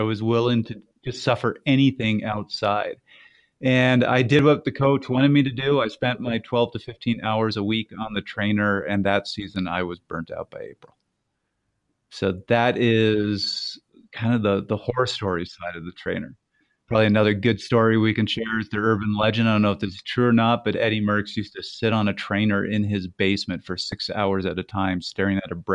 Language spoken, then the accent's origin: English; Canada; the Canadian here